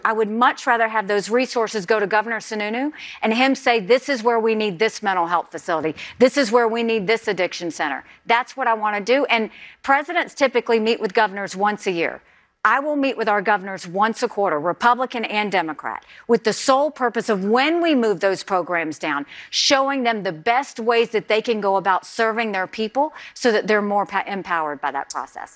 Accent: the South, United States; I'm from the South.

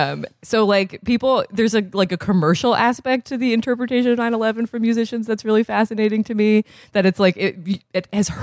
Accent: Vermont, United States; I was 12. I am from Vermont.

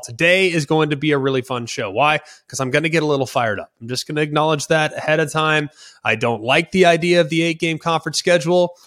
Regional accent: Dallas, Texas, United States; I'm from Dallas, Fort Worth. I grew up with that game on Thanksgiving.

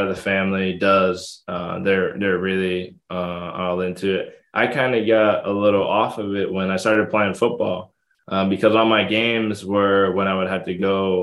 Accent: Connecticut, United States; it was close to home. I'm from Connecticut

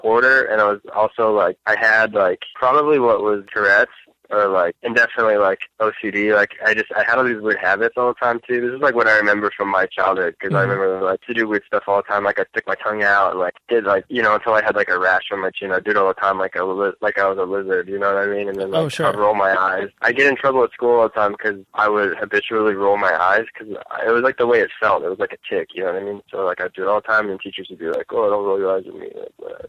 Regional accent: Concord, California, United States; also born or lived in Orem, Utah; I was raised in Northern California

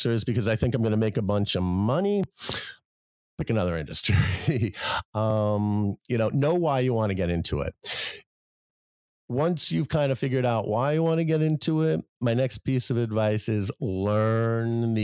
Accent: New York City, New York, United States; now in Vermont, United States; I grew up in New York City

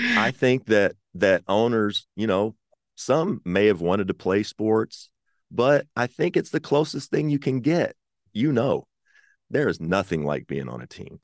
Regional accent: Kentucky, United States; I'm from Kentucky

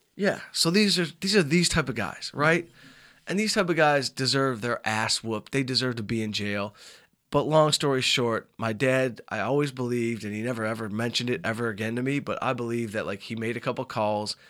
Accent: Southfield, Michigan, United States; I grew up in Southfield, Michigan

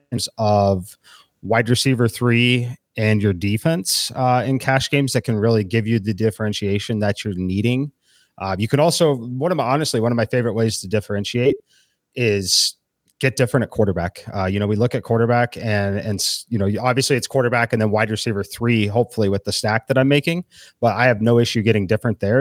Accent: Kansas City, Missouri, United States; moved away; I'm originally from Kansas City

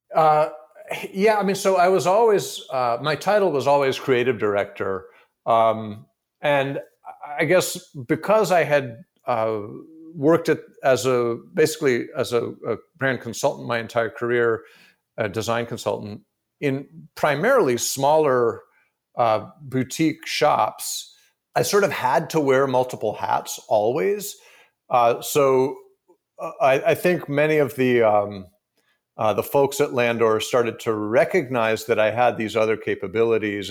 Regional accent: San Francisco, California, United States; born and raised in San Francisco

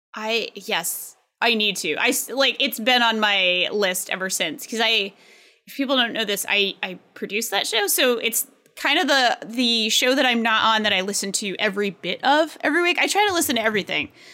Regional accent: Pawtucket, Rhode Island, United States; my hometown, uh, the Pawtucket Red Sox, uh, Check It, Rhode Island

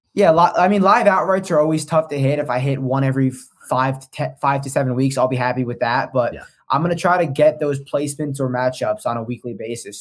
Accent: New Jersey, United States; now in Baltimore, United States; I'm from Jersey.

